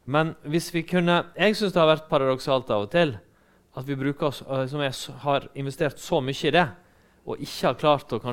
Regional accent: Western Norway, Norway; Og når jeg er fra Vestlandet, da, og ikke fra Østfold.

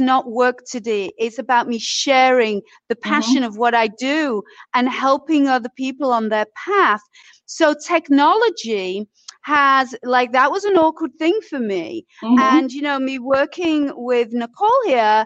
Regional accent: Leeds, Yorkshire and the Humber, United Kingdom; moved away as an adult; also born or lived in Isle of Wight; now in United States; I was raised in Yorkshire, in Leeds in Yorkshire

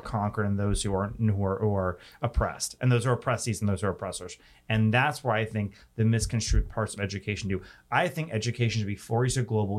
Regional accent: New York City, New York, United States; my hometown of New York City

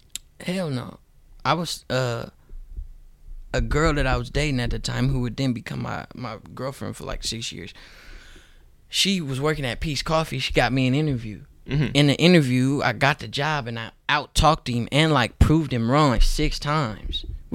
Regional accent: Oakland, California, United States; Because I was from Oakland. Not really necessarily me being black, but I was just from Oakland.

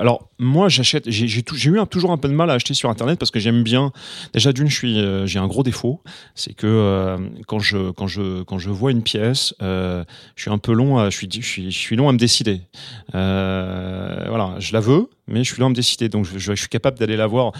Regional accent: Normandy, France; j'avais un ami, que j'ai toujours d'ailleurs, à, Rouen, puisque je suis normand

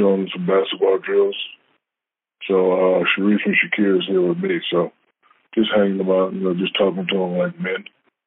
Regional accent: San Antonio, Texas, United States; moved away; my hometown

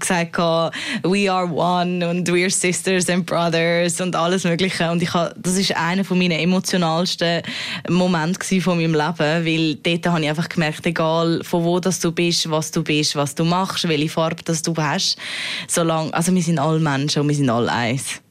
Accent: Switzerland; als Schweizerin dort unten

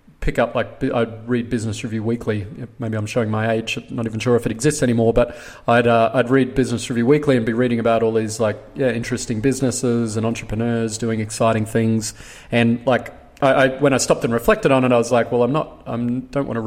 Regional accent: Brisbane, Queensland, Australia; I grew up in Brisbane, studied commerce and law at University of Queensland

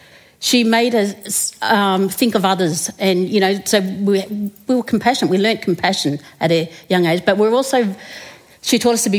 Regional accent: Menindee, New South Wales, Australia; So I come from Menindee, which is probably about 1,100 kilometres from here, west of here, closer to the South Australian border. We only have 500 people in our community. And I grew up there and did my schooling there.

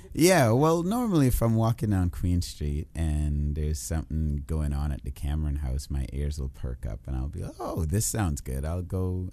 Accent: Trinidad & Tobago; also born or lived in Kitchener, Ontario; now in Toronto, Canada; I am from the island of Trinidad but now I am Canadian.

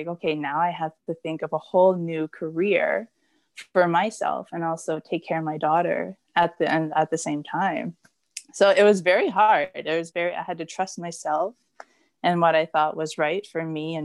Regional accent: Blind River, Ontario, Canada; moved away as an adult; now in Barrie, Canada; I come from Blind River

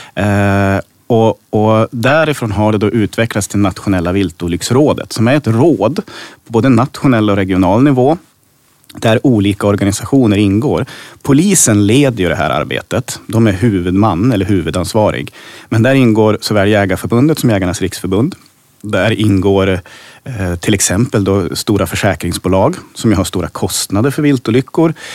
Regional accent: Hälsingland, Gävleborg County, Sweden; i det jaktlag hemma i Hälsingland där min pappa och min morfar jagade

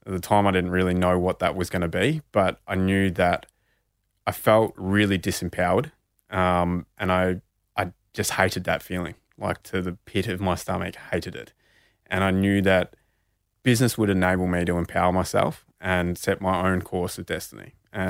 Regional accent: Bendigo, Victoria, Australia; because being Indigenous and growing up in Bendigo, you know, in the 90s and early 2000s, the only Indigenous people I saw succeeding were all sports people.

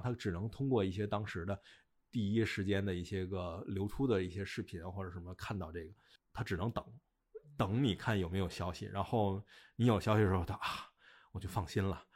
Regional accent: China; 咱们就是中国人

